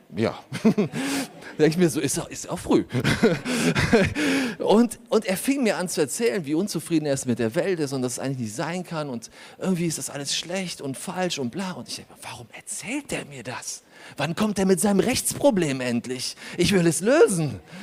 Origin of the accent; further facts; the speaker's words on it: Germany; also born or lived in Poland; ich bin in Polen geboren, ich bin hier aufgewachsen